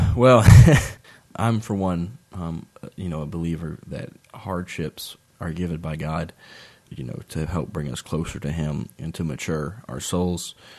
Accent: Nelson County, Virginia, United States; moved away; also born or lived in Waynesboro, Virginia; I'm originally from Nelson County, Virginia, and I moved to Waynesboro, and I really, I, I bleed Waynesboro purple and gold at heart, but I am from Nelson County, Virginia

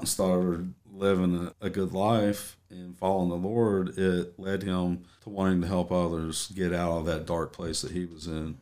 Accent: Tennessee, United States; moved away; born and raised in Tennessee

